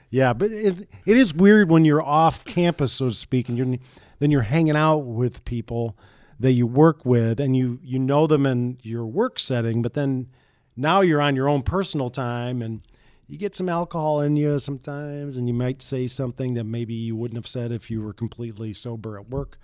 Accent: St. Joseph, Michigan, United States; moved away as an adult; also born or lived in Buffalo, New York; fat kid, growing up in Saint Joe, watching the station, watching the Cubs

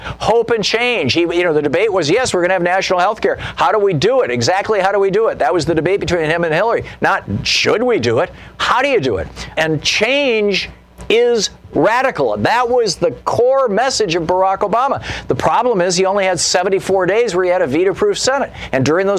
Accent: Michigan, United States; moved away as an adult; I grew up in Michigan. I lived in the Midwest until I was 27 years old

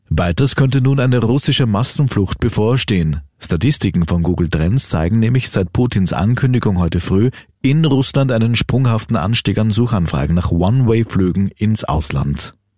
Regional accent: Austria; bei uns in Österreich

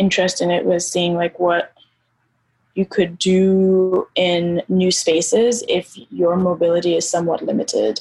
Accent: Nairobi, Kenya; I grew up in Nairobi. I grew up in Kenya.

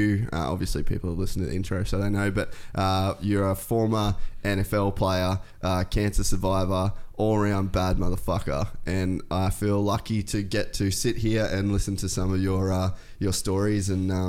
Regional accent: Cairns, Queensland, Australia; also born or lived in United States; So you know I'm from Cairns?

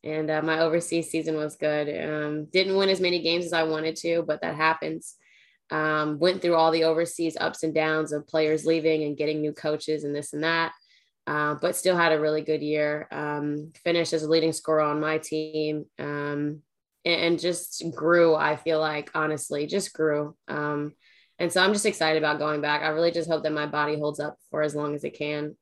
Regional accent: Berlin, New Jersey, United States; I am from Berlin, New Jersey, small town, like right outside of Philly.

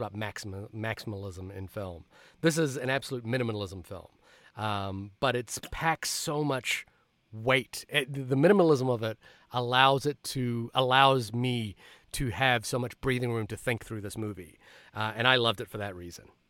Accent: Fiji; also born or lived in New Zealand; now in United States; I immigrated from Fiji to New Zealand to the United States

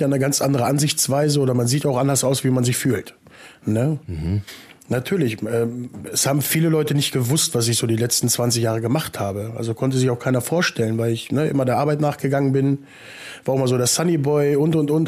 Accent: Salzgitter, Lower Saxony, Germany; Ja, hier Salzgitter-Umgebung, also aus so einem kleinen Kuhkaff.

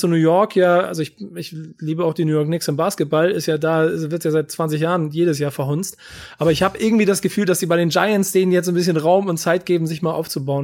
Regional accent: Hamburg, Germany; Ich bin Hamburger und ich bin auch durch und durch Hamburger

